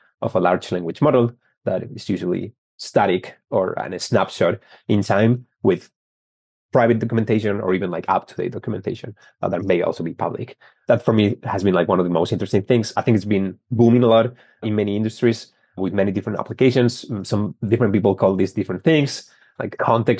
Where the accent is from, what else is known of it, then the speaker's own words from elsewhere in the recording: Spain; moved away as an adult; also born or lived in San Francisco; now in Boston, United States; I started telecommunications engineering back in Spain. I'm from Spain